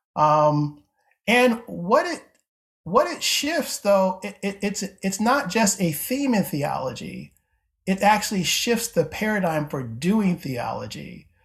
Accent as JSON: {"language": "English", "town": "Syracuse", "region": "New York", "country": "United States", "tie": "born or raised there", "moved": "as an adult", "lives_now": "Cincinnati, United States", "said": "I grew up in Syracuse, New York"}